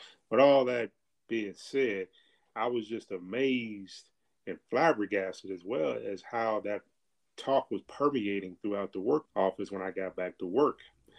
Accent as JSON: {"language": "English", "town": "Birmingham", "region": "Alabama", "country": "United States", "said": "I am the Norwood disciple … originally from Birmingham, Alabama, Norwood, North 31st Street"}